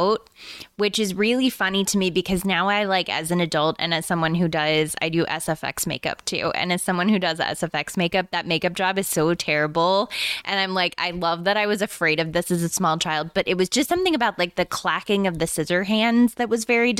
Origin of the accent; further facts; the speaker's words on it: East Texas, United States; moved away; I'm originally from East Texas, which is like very, very close on the border, couple hours south of Dallas, like a little bit west of Shreveport.